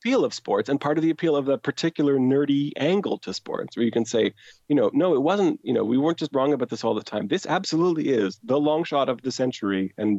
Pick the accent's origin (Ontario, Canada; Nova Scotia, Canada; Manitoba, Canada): Nova Scotia, Canada; Halifax; I'm from Halifax